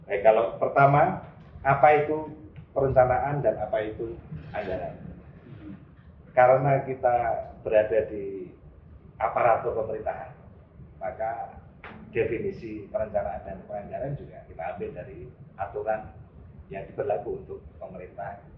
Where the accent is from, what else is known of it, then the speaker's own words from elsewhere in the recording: Gunungkidul, Special Region of Yogyakarta, Indonesia; born there; lahir di Gunung Kidul